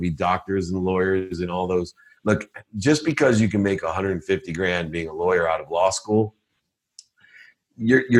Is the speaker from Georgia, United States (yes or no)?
no; Akron, Ohio, United States; I was born in Akron, Ohio, single mom, six kids, packed my dinner in a paper bag, turned up, filled up turnstiles at 7-Elevens with greeting cards